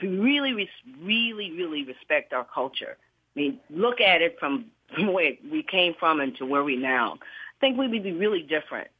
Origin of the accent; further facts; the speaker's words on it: Charleston, South Carolina, United States; moved away as an adult; now in Bay Area, United States; I live here in California, but I'm from Charleston